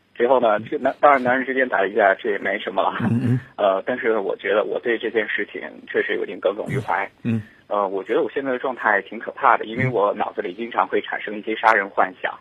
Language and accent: Chinese; Shanghai, China; 我是上海的